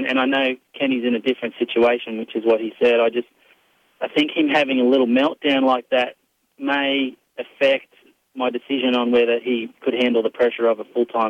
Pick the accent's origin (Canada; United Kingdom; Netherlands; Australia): Australia; Australia, mate.